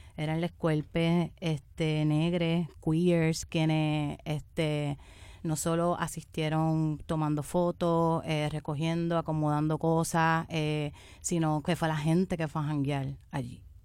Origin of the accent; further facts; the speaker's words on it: southern Puerto Rico, Puerto Rico; yo especialmente vengo del área sur de Puerto Rico, donde es un área mayoritariamente negra y pobre